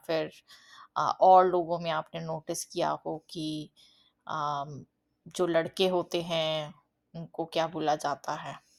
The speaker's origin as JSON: {"language": "Hindi", "region": "Delhi", "country": "India", "moved": "yes", "lives_now": "Canada", "said": "originally um, uh, हम दिल्ली से belong करते हैं करंटली uh, मैं अभी कनाडा में रहती हूँ"}